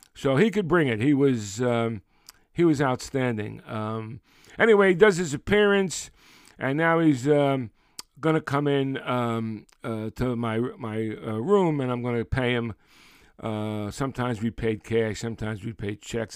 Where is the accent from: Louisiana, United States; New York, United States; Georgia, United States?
New York, United States; New York City; we, we grew up in Brooklyn